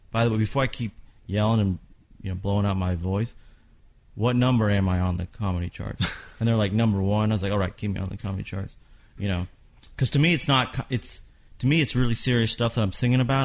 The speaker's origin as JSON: {"language": "English", "region": "Kentucky", "country": "United States", "tie": "born or raised there", "said": "I'm from Kentucky"}